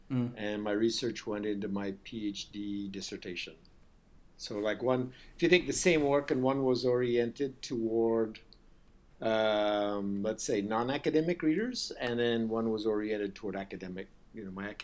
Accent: United States; also born or lived in India; the U.S. I did most of my school life in the U.S., but I spent four years

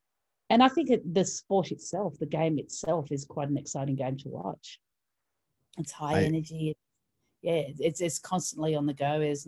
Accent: Melbourne, Victoria, Australia; Born and bred Melbourne.

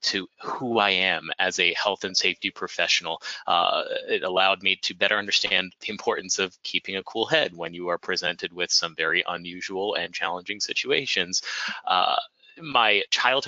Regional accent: D.C., District of Columbia, United States; I was raised outside of Washington, D.C.

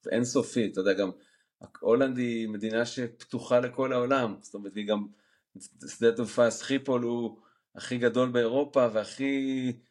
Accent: Jerusalem, Jerusalem District, Israel; moved away as an adult; now in Netherlands; אני גדלתי בשוק מחנה יהודה

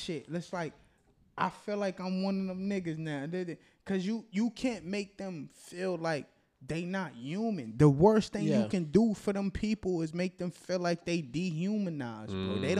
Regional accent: Boston, Massachusetts, United States; I'm from Boston

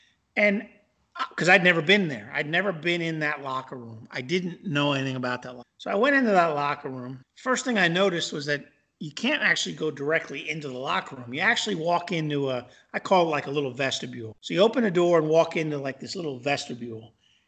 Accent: Missouri, United States; So I'm from Missouri, and I need to see and touch and feel.

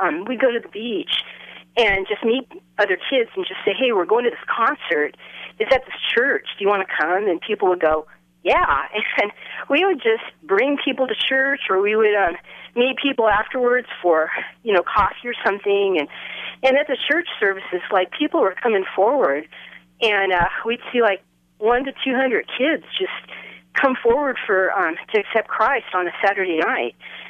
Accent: Southern California, United States; now in Fort Collins, United States; I grew up in Southern California, and I in my teen years back in the 70s, early 70s, I got to be involved with Calvary Chapel Costa Mesa on Saturday nights.

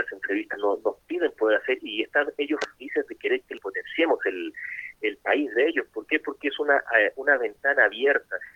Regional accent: Chile; also born or lived in Ecuador; Yo como chileno, ecuatoriano, siempre he dicho, ni siquiera en Ecuador ni en Chile nos toman

